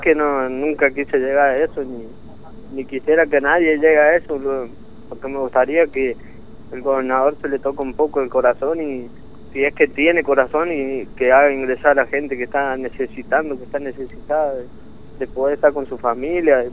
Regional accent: Córdoba, Argentina; moved away as an adult; now in Formosa, Argentina; en realidad yo soy de Córdoba, pero hace tres años que vivo acá en Formosa, en Capital

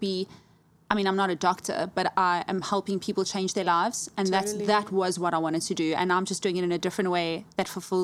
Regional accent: Johannesburg, Gauteng, South Africa; moved away as an adult; also born or lived in Cape Town; That's literally where I'm from. I was born in Joburg

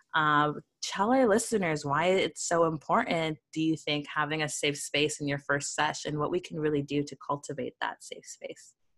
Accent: Toronto, Ontario, Canada; I'm from a not a small town. I'm from a big town, Toronto

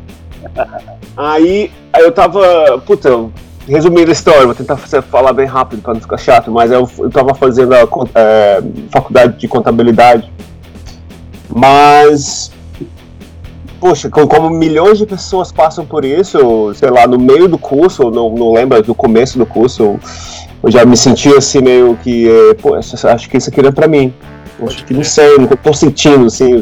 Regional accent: Acre, Brazil; moved away as an adult; also born or lived in Manaus, Amazonas / Londrina, Paraná; now in London, United Kingdom; eu nasci mesmo em Manaus, né? Ah, pode. Então, Manaus, Amazonas. É, mas aí minha mãe foi, foi pro Acre trabalhar, então a minha adolescência é, puberdade, adolescência, começo da vida adulta foi na, na, no Acre

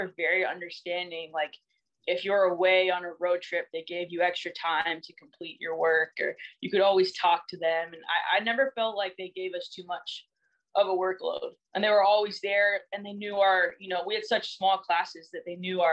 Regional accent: Southern California, United States; moved away as an adult; I'm from Southern California

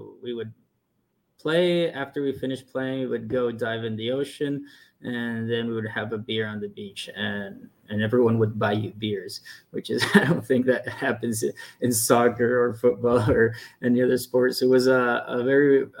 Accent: El Paso, Texas, United States; moved away as an adult; also born or lived in Atlanta, Georgia; I grew up on the border between El Paso, Texas, and Mexico

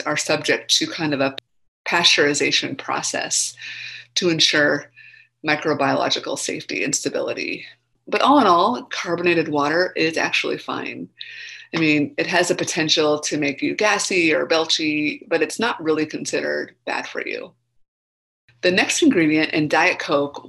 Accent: Minnesota, United States; I grew up in Minnesota

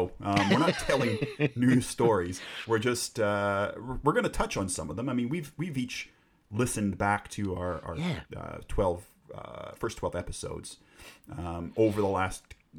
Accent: Canada; moved away as an adult; now in United Kingdom; growing up in Canada

